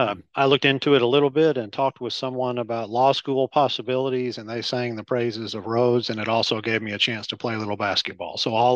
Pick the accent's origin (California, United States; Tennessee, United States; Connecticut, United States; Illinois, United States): Tennessee, United States; Nashville; moved away as an adult; also born or lived in Memphis, Tennessee / Waco, Texas; now in Louisville, United States; I grew up in Nashville, Tennessee.